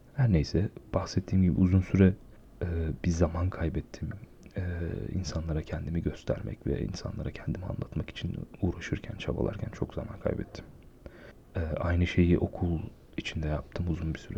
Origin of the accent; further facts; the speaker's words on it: Aegean Region, Turkey; moved away; ben memleketimde e, Ege bölgesinde bir şehirde yaşıyorum.